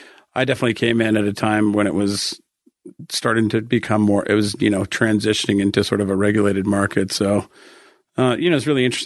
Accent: Denver, Colorado, United States; also born or lived in San Diego / Boulder; I'm actually from Denver, grew up in Denver, lived here my entire life with the exception of a short stint in Southern California, San Diego, where I went to college. I lived in Boulder for 3.5 years, but I consider that pretty much living in Denver

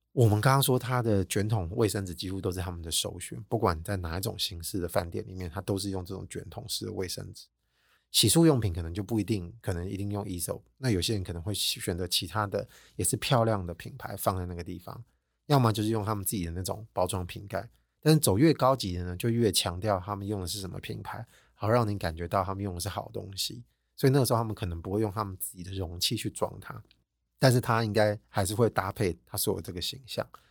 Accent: Taiwan; 我们台湾人

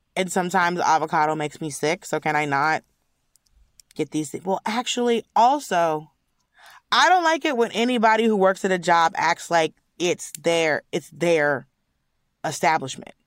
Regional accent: United States; I'm an American

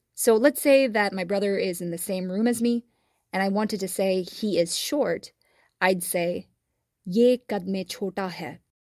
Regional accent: Texas, United States; since I grew up in Texas, I say y'all are

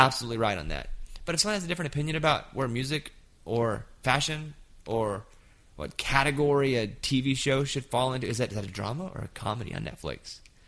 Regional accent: Arkansas, United States; I grew up in Arkansas

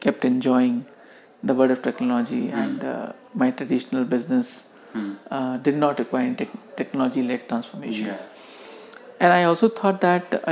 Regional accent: Kanpur, Uttar Pradesh, India; I grew up in Kanpur.

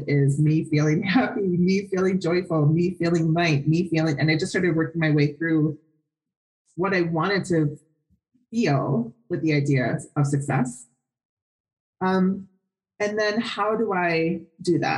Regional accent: Wisconsin, United States; now in Phoenix, United States; I'm from Wisconsin

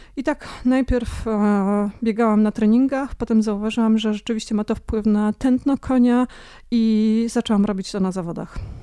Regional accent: Rzeszów, Subcarpathian Voivodeship, Poland; moved away; also born or lived in Ossów; Pochodzę z Rzeszowa

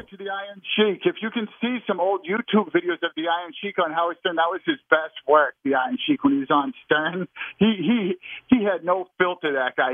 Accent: Boston, Massachusetts, United States; the North End's really sacred here

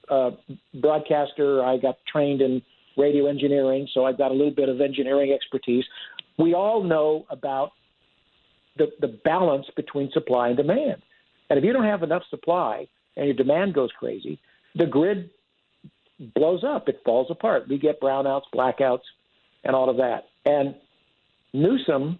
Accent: California, United States; I was born and raised in California.

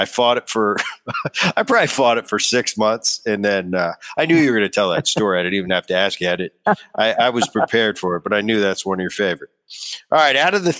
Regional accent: New Jersey, United States; we grew up in New Jersey, just outside of Philly, and we were Jersey kids, the … boys.

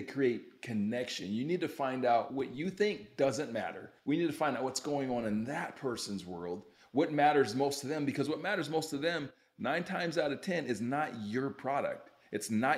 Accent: Utah, United States; also born or lived in Youngstown, Ohio; So I'm originally from Ohio, O-H-I-O, grew up in Utah. And so my parents moved to Utah when I was like 4 years old

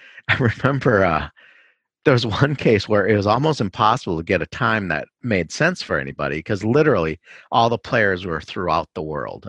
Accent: Minneapolis, Minnesota, United States; also born or lived in Hong Kong; I'm a Minnesotan all the way through, except for, um, college and law school

